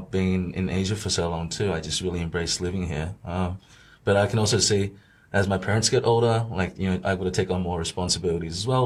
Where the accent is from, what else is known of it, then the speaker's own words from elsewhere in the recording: Australia; moved away as an adult; now in Shanghai, China; I was also able to be brought up in like an Australian society or the background. I still see myself as Australian